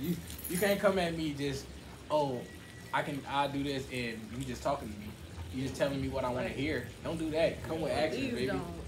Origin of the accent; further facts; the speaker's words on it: Barbados; I'm from Barbados.